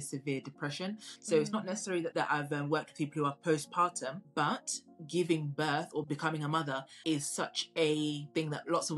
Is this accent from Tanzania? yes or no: yes; Tanzania; now in United Kingdom; I come from Tanzania originally, and I visit pretty often